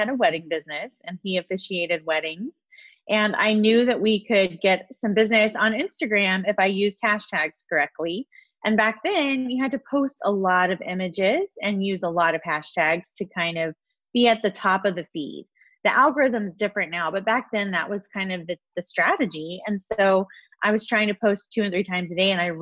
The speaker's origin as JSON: {"language": "English", "region": "Texas", "country": "United States", "tie": "born or raised there", "also_born_or_lived": "California", "moved": "as an adult", "said": "I grew up in Texas"}